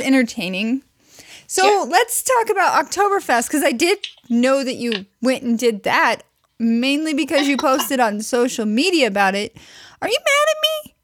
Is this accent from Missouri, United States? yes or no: yes; Missouri, United States; I'm from Missouri